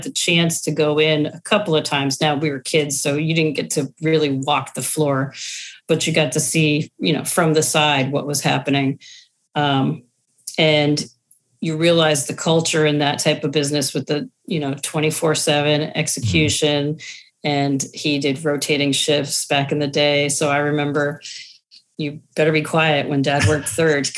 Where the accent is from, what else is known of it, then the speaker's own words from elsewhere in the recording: Western Massachusetts, United States; moved away; So I'm originally from Western Massachusetts.